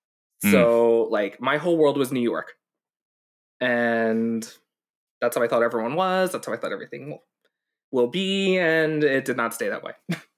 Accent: Hong Kong; born there; So I was born in December in Hong Kong to a teenage pregnancy.

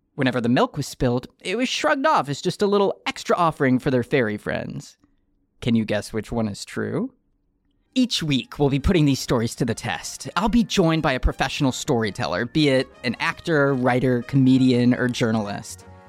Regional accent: Detroit, Michigan, United States; As the youngest child of three growing up in Detroit, Michigan in the 1990s

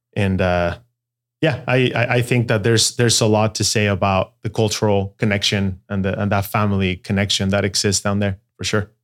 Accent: Mexico City, Mexico; first language Spanish; English is a second language; moved away as an adult; also born or lived in Guadalajara, Mexico; I was born in Guadalajara. Mexico. And at the age of five, moved to Mexico City. So the, the truth is I call Mexico City home.

